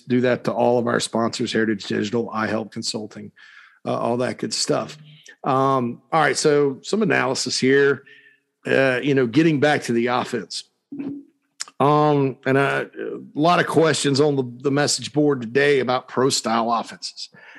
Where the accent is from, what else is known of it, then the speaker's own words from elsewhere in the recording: Spartanburg, South Carolina, United States; downtown Spartanburg, my hometown